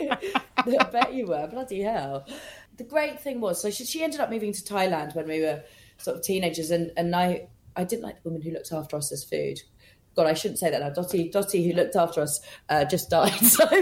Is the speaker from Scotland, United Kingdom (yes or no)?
yes; Scotland, United Kingdom; also born or lived in London; I was actually brought up in Scotland. So I was like 2 weeks old when we moved to Scotland. And then came back to London